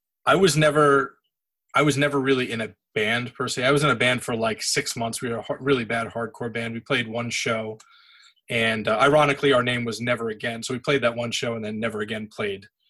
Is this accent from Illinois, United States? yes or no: no; South Orange, New Jersey, United States; I'm from South Jersey, or I'm sorry, South Orange, New Jersey, which is like northern